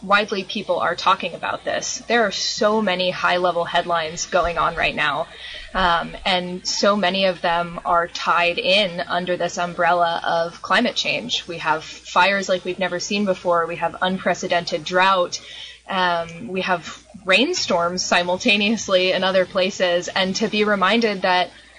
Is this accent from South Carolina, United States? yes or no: no; Mendocino County, California, United States; I was born and raised here